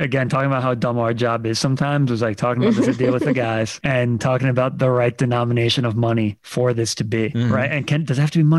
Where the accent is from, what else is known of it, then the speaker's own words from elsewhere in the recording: New Jersey, United States; also born or lived in Brooklyn; I'm from Jersey, but went to school in Brooklyn when I started out.